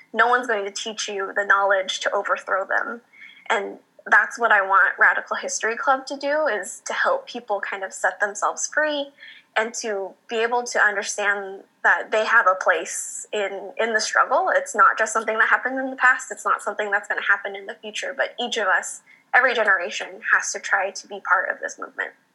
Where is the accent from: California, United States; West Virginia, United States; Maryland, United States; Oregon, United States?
California, United States; Bakersfield; now in San Diego, United States; growing up in Bakersfield